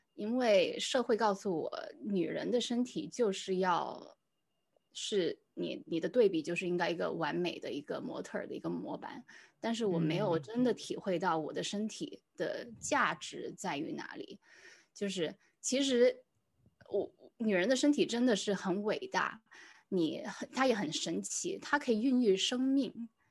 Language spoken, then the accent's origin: Chinese; Singapore; 我算是在新加坡长大